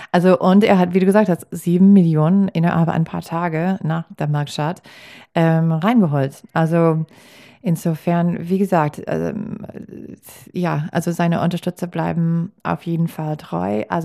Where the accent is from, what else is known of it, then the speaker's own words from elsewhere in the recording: Milwaukee, Wisconsin, United States; German is a second language; in meiner Heimatstadt